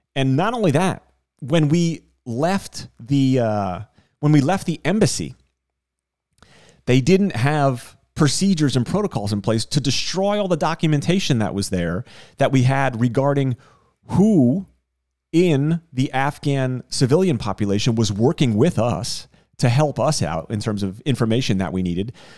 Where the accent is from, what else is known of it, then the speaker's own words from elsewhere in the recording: Northeast, United States; now in South Miami, United States; I am from the Northeast